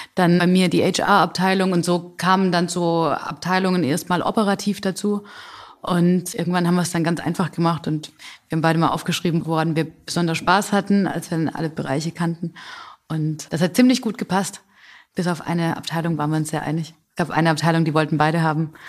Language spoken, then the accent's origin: German; Calw, Baden-Württemberg, Germany; accent: Swabian; Das ist mein Zuhause, das ist meine Heimat. Hier komme ich her